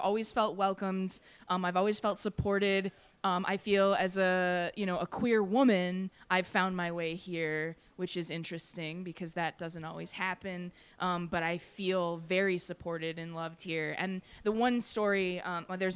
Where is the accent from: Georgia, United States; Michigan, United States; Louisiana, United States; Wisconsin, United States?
Michigan, United States; just outside Detroit; accent: Michigan-Canadian; now in Pittsburgh, United States; I am originally from Michigan, just outside Detroit